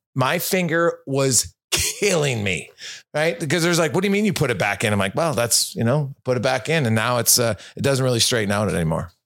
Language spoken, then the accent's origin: English; Canada; I'm Canadian